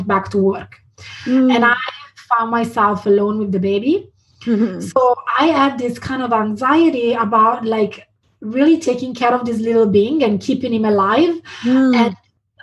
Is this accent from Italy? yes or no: yes; Italy; moved away as an adult; also born or lived in London, United Kingdom / San Francisco, United States; now in Portland, United States; I was born in Italy and I stayed there until after university. And then I moved to London.